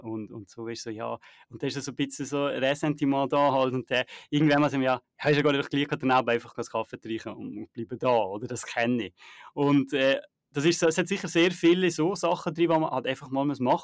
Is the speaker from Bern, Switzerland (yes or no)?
no; Naters, Valais, Switzerland; moved away; Naters äh, Wallis, wenn ich halt äh, mal zurück in, in meiner Heimat